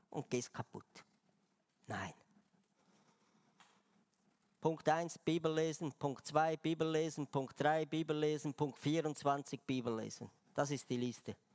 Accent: Switzerland; Aber ich dachte, als Schweizer bringe ich ihr eine Schweizer Tafel Schokolade.

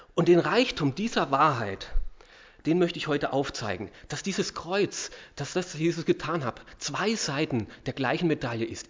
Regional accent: Austria; uns Österreichern

